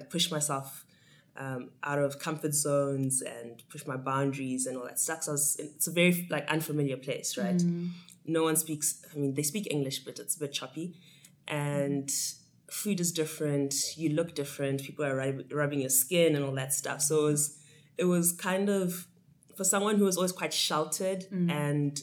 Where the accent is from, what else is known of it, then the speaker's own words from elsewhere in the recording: Johannesburg, Gauteng, South Africa; also born or lived in Harare, Zimbabwe; moved to Johannesburg here in SA, and yeah, did most of my schooling here. I'll consider Joburg home. Mm-hmm. Because I spent most of my life here